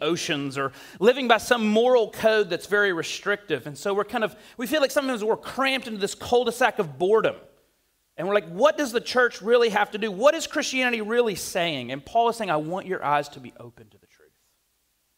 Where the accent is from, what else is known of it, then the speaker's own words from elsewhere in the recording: the South, United States; I'm from the South